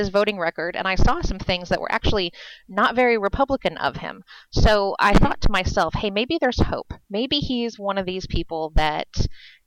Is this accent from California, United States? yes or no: yes; California, United States; moved away as an adult; now in Virginia, United States; I grew up in California